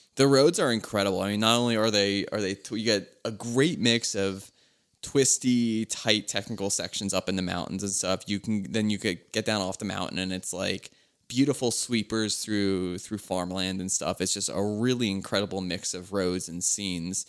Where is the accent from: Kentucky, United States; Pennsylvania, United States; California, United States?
Pennsylvania, United States; Philadelphia; I'm from Philly